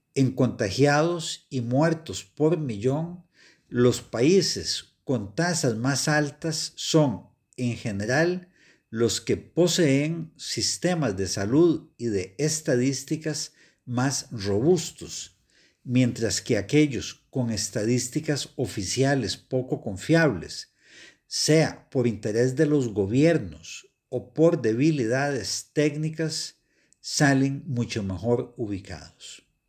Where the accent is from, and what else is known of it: Costa Rica